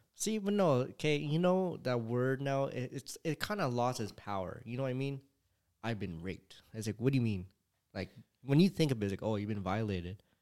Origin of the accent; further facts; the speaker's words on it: California, United States; I was born in California